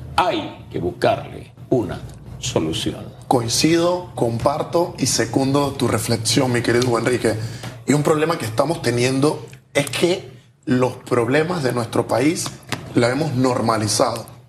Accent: Colón, Panama; Vámonos a Colón, de donde yo soy

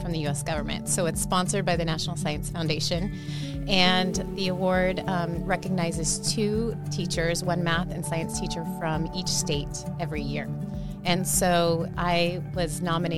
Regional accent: Chula Vista, California, United States; I grew up here in Chula Vista. I went to Chula Vista schools, went to Bonita schools

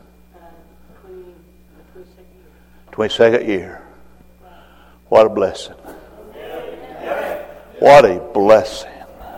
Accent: Roll Mountain, Tennessee, United States; I'm from Roll Mountain, Tennessee.

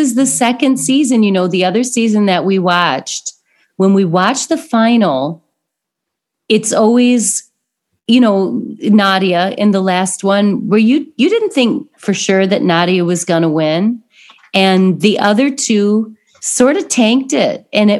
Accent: Indiana, United States; I'm from Indiana.

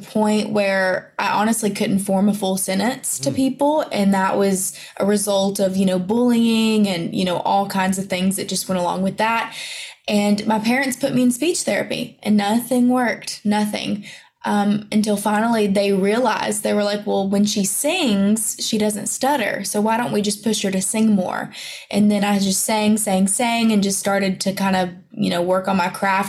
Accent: the South, United States; accent: country; I talk country and I'm from the South

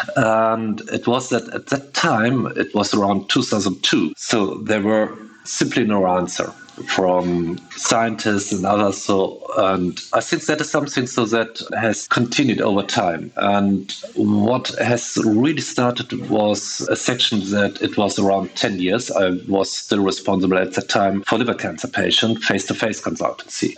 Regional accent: Germany; I'm from Germany.

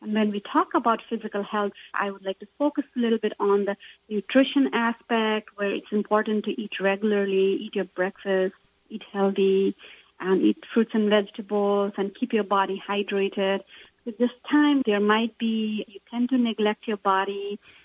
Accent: Nepal; I come from Nepal, and my mother has a different ethnicity, which is known as a Newar

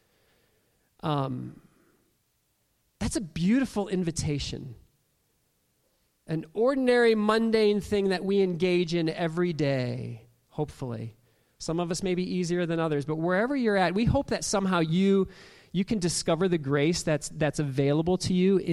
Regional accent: Toledo, Ohio, United States; as a young kid, growing up in Toledo, Ohio

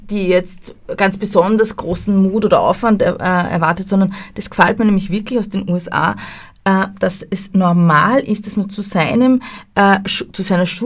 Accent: Austria; Und das ja. fehlt bei uns in Österreich, dieses Mindset fehlt komplett.

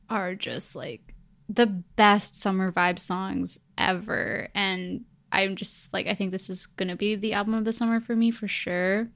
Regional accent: Vancouver, British Columbia, Canada; also born or lived in Edmonton, Alberta; I'm from Vancouver

